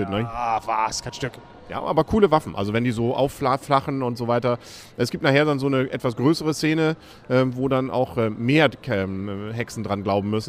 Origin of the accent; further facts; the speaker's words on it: Germany; vielleicht liegt es auch so ein bisschen daran, so als, als Deutscher, dieses Hänsel und Gretel klingt nochmal besonders irgendwie spießig, oder?